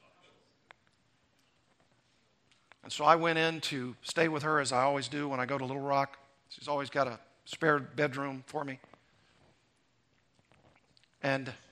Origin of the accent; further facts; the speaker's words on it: Arkansas, United States; now in California, United States; I went from Missouri to Arkansas, my home state